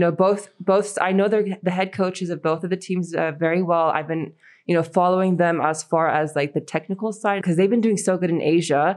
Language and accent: English; United States; also born or lived in Iran; American, Iranian with a Russian twist